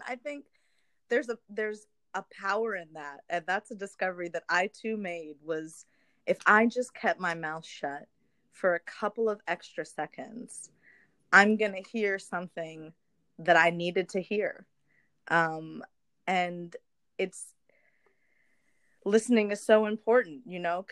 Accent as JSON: {"language": "English", "country": "United States", "tie": "born or raised there", "moved": "as an adult", "lives_now": "Paris, France", "said": "Growing up in the U.S."}